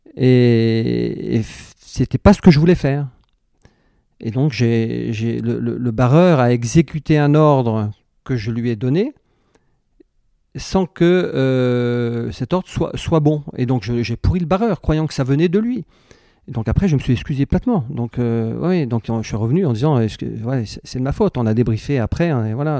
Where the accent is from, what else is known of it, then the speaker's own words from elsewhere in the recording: Brittany, France; je suis breton et que, à quatre ans, j'étais sur un bateau